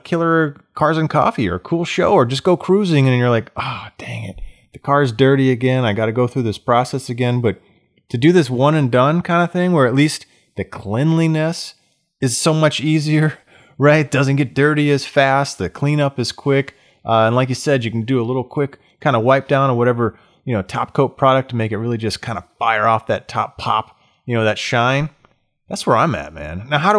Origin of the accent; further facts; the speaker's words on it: the South, United States; I grew up in the South.